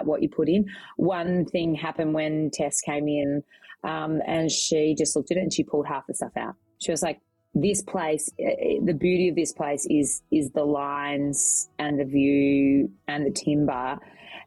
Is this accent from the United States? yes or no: no; Melbourne, Victoria, Australia; I grew up in Melbourne, in Victoria, in the inner city.